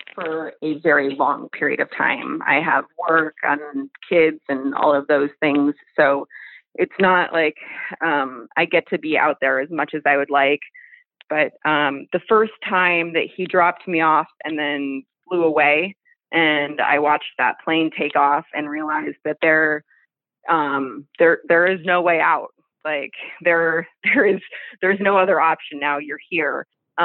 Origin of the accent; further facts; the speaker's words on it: Alaska, United States; also born or lived in Midwest; I grew up in Alaska and we had to live closer to the city so that my parents could work and everything